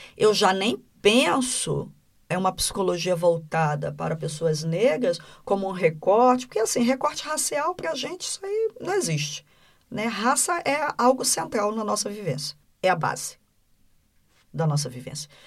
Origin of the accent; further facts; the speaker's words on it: Brazil; no Brasil a gente fala diferente